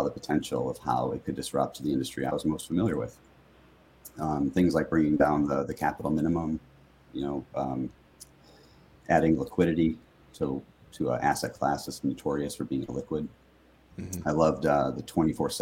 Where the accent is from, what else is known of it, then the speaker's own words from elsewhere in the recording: Chicago, Illinois, United States; also born or lived in Oxford, Ohio; born and raised in Chicagoland, grew up in the suburbs